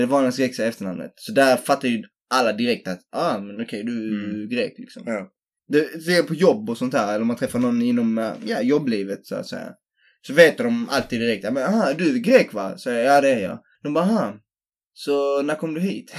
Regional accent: Helsingborg, Skåne, Sweden; jag är från Helsingborg

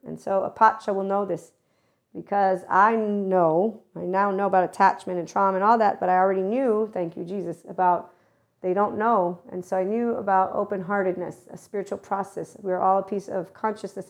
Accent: United States

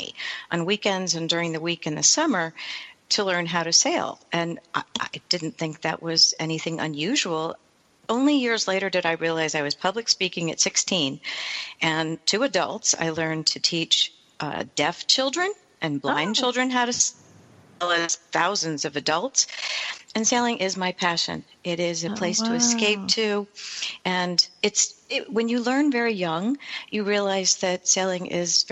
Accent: Annapolis, Maryland, United States; I grew up in the Annapolis, Maryland area

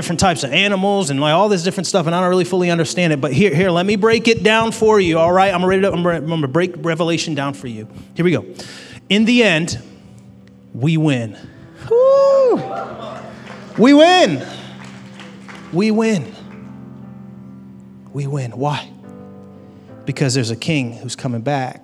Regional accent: United States; I am grateful to be an American citizen

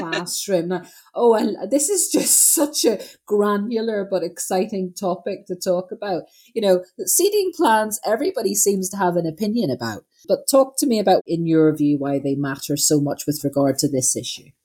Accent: Northern Ireland, United Kingdom; moved away; growing up in Northern Ireland

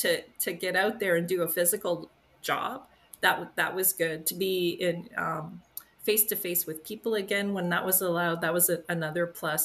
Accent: Aylmer, Quebec, Canada; I grew up in Aylmer on the Quebec side.

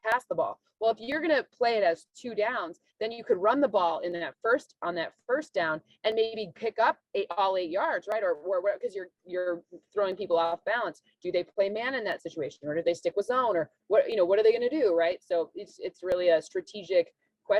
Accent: Michigan, United States; moved away; we're both from Michigan

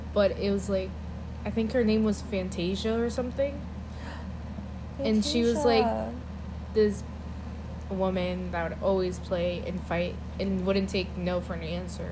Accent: Florida, United States; I'm also born here

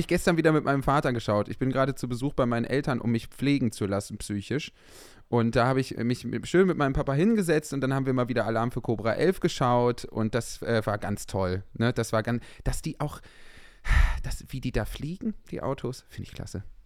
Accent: Düsseldorf, North Rhine-Westphalia, Germany; ich bin ja in Düsseldorf aufgewachsen

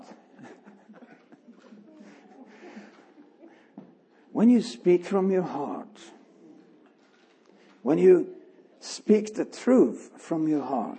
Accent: Sweden; I'm from Sweden

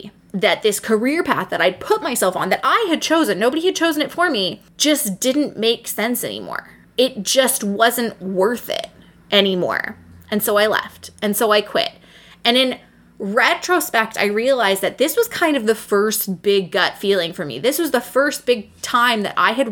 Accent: Seattle, Washington, United States; moved away as an adult; now in Michigan, United States; I was from Seattle

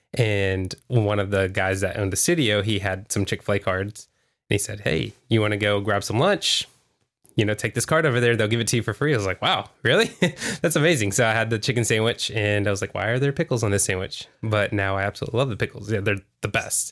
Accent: Houston, Texas, United States; now in Vista, United States; I'm from Houston

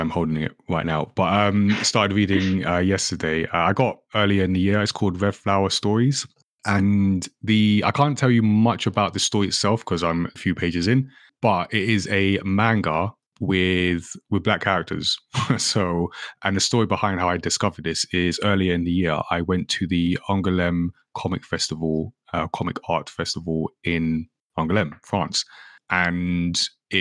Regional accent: Ghana; I'm from Ghana.

